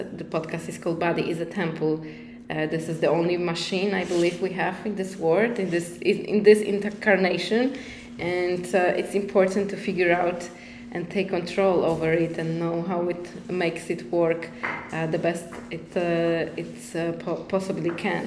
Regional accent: Poland; English is a second language; also born or lived in Iceland; now in Tulum, Mexico; I'm originally from Poland. I was living in Iceland. Now I came to Tulum

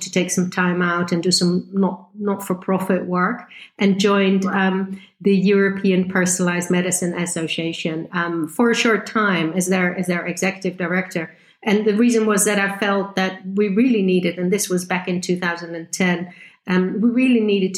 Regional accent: Netherlands; moved away as an adult; also born or lived in Groningen, Netherlands / Switzerland / United Kingdom; I'm originally from the Netherlands

